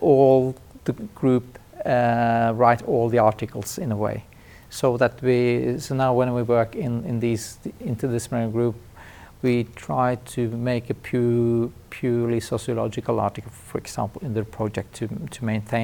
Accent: Trondheim, Trøndelag, Norway; my sociology clinic in my hometown, Trondheim

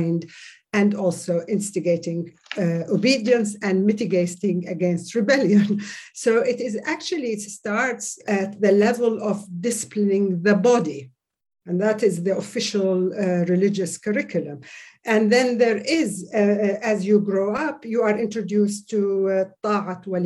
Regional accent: Saudi Arabia; moved away; As I grew up in Saudi Arabia, I was introduced and indoctrinated in the official religious curriculum

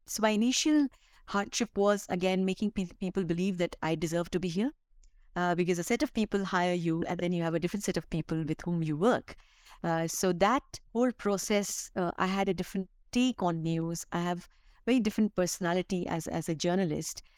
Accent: Bihar, India; now in Delhi, India; I come from Bihar, which is one of the poorest state and you know you you grow up i grew up in a very very modest family

